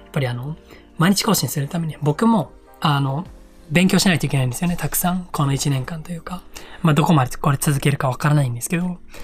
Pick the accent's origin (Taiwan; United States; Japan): Japan; Iwate; moved away as an adult; also born or lived in Gunma; 地元の岩手に帰ってきてまして